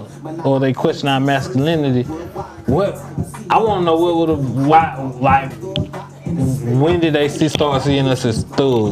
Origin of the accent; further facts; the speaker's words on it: Griffin, Georgia, United States; we grew up in Griffin.